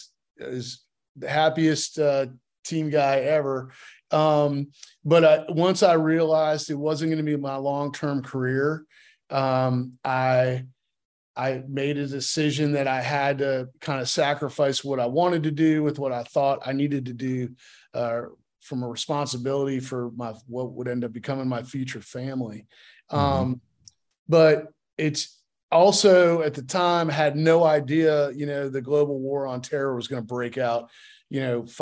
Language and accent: English; Connecticut, United States; also born or lived in California; Kind of all over. I was a military brat, but spent most of my formative years in Connecticut and but was born in California.